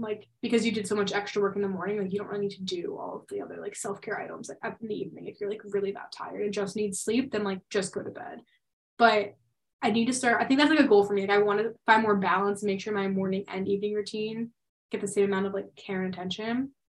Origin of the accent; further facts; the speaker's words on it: Pennsylvania, United States; moved away; in my hometown, so in Pennsylvania